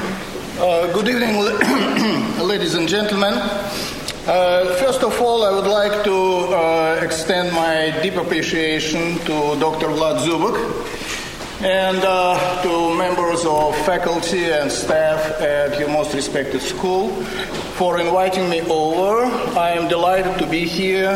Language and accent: English; Moscow, Russia; moved away as an adult; now in Columbus, United States; I was born in Moscow